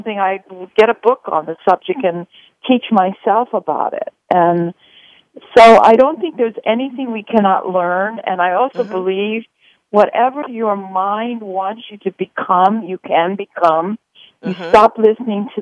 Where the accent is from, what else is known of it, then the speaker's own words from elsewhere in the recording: Honolulu, Hawaii, United States; in Hawaii, which is where I'm from. I'm from Honolulu